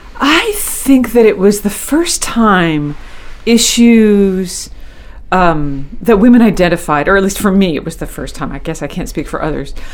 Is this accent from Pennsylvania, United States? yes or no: no; Skowhegan, Maine, United States; I grew up in the Skowhegan area in in rural central Maine